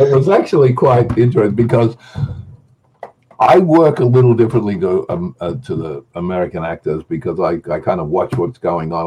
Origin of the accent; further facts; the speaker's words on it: Australia; I'm an Australian.